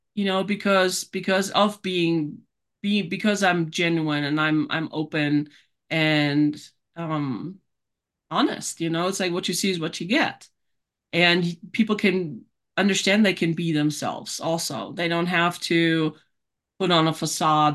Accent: Germany; moved away as an adult; now in Colorado Springs, United States; born and raised in Germany.

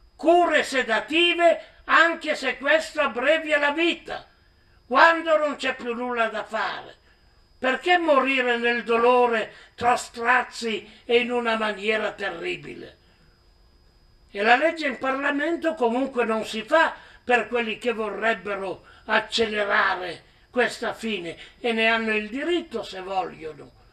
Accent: Piedmont, Italy; il mio paese dove sono nato

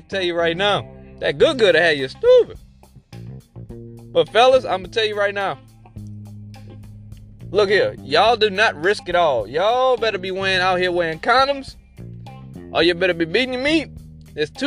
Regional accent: the South, United States; I'm from the South, South.

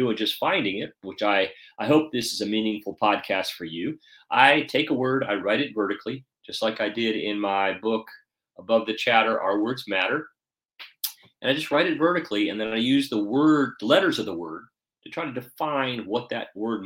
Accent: Atlanta, Georgia, United States; here in my hometown in Atlanta

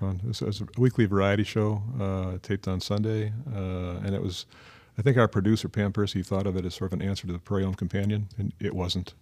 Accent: Milwaukee, Wisconsin, United States; growing up in Milwaukee, it was very much an industrial town

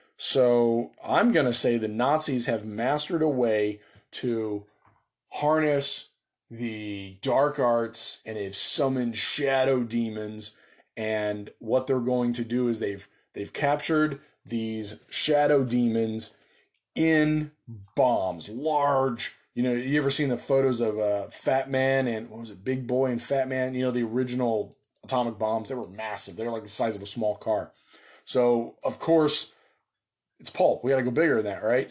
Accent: United States; I'm an American

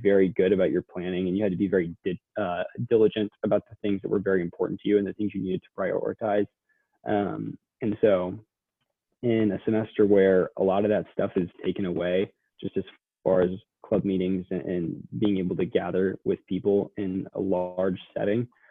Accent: Southlake, Texas, United States; also born or lived in Austin, Texas; I grew up in Southlake, Texas, which is a suburb of the Dallas Fort Worth area

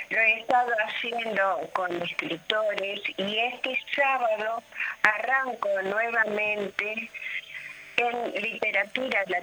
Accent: Argentina; now in Uruguay; yo siempre digo que yo vine, o mejor dicho, me vinieron desde Argentina acá al Uruguay en el 79. Y es como que el Uruguay abrió sus brazos en una época bastante complicada y, acá estoy

